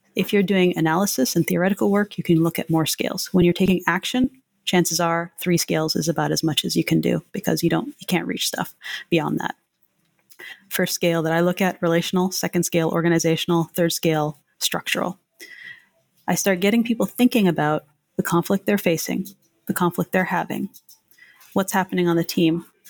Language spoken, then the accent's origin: English; Canada; now in United States; I'm Canadian